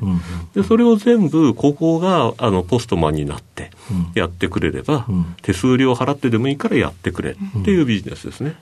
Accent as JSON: {"language": "Japanese", "region": "Oita", "country": "Japan", "said": "大分県大分市ですね。"}